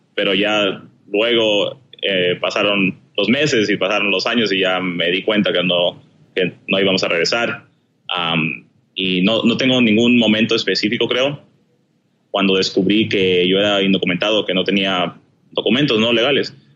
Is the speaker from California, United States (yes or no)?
yes; Southern California, United States; also born or lived in Chiclayo, Peru; nací en Perú y vine aquí a los Estados Unidos, al sur de California, cuando tenía seis años